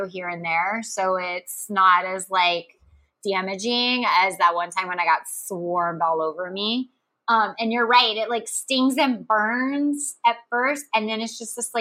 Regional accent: Texas, United States; growing up in Texas

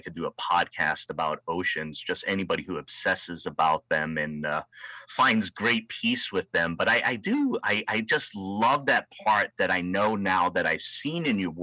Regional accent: Rhode Island, United States; now in West Coast, United States; here on the West Coast, and I'm from Rhode Island, the ocean state

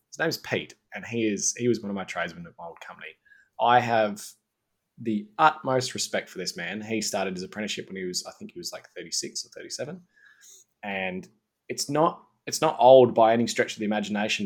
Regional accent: Mount Gambier, South Australia, Australia; moved away; I was from Mount Gambier.

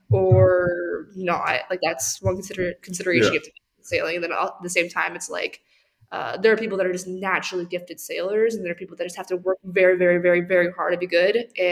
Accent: Chula Vista, California, United States; I grew up in San Diego, but very, very South San Diego. We have a lot of San Diegans here at UATX. I grew up in Chula Vista, about 5 miles from the U.S.-Mexico border.

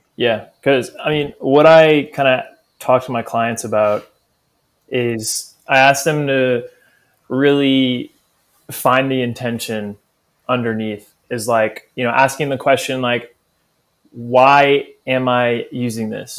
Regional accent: New Orleans, Louisiana, United States; growing up in New Orleans, it's big part of the culture.

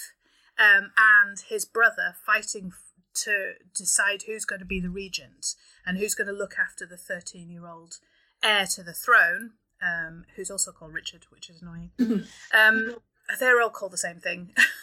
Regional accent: Yorkshire and the Humber, United Kingdom; I'm from Yorkshire

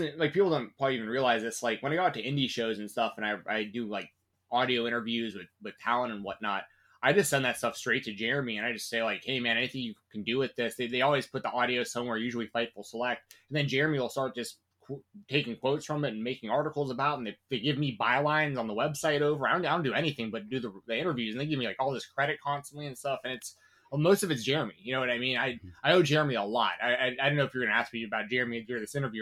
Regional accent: Atlanta, Georgia, United States; I grew up in Atlanta, Georgia

